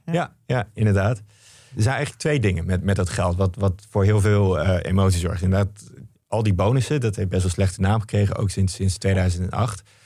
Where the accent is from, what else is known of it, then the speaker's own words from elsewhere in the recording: Netherlands; als Nederlander best een beetje trots op kan zijn